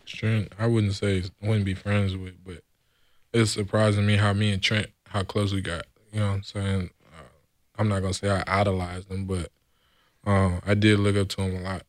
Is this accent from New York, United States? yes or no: no; San Antonio, Texas, United States; moved away as an adult; now in California, United States; I was born and raised in San Antonio, Texas.